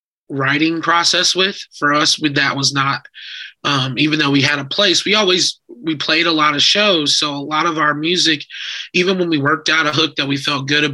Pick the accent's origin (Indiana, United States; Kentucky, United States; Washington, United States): Indiana, United States; Indianapolis; also born or lived in Chicago; now in Los Angeles, United States; I'm from Indianapolis